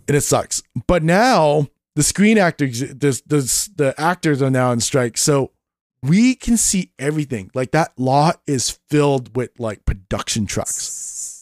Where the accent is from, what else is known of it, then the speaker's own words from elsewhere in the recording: Vancouver, British Columbia, Canada; Back in the nineties when I was growing up in Canada with my parents and everything. My dad was part of a union, um, it was a company called Western Bakery back in, uh, Vancouver